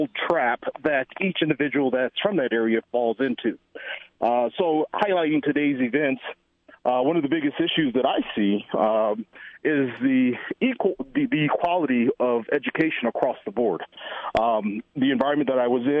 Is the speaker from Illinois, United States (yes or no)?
no; North Carolina, United States; Growing up in the environment that I grew up in North Carolina, the community was predominantly Black